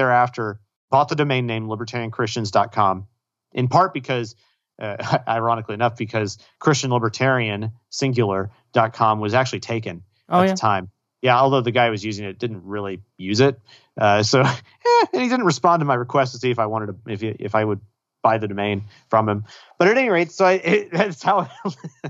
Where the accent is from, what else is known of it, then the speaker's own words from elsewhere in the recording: Austin, Texas, United States; I grew up in Austin, moved away, and then moved back to Austin to go to grad school